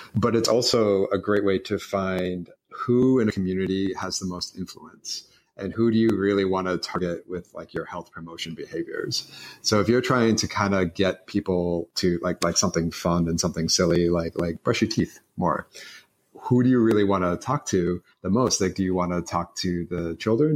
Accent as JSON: {"language": "English", "town": "Boston", "region": "Massachusetts", "country": "United States", "tie": "born or raised there", "also_born_or_lived": "Philadelphia", "moved": "yes", "said": "I grew up in Boston, but um, moved from Boston to um, Philadelphia"}